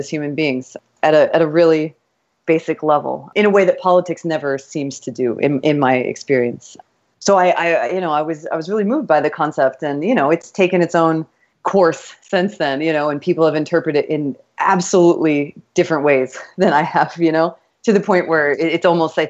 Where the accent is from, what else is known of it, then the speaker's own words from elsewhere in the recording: Kansas, United States; moved away as an adult; also born or lived in Texas / New York; now in Miami, United States; I was born in Texas, but I was raised in Kansas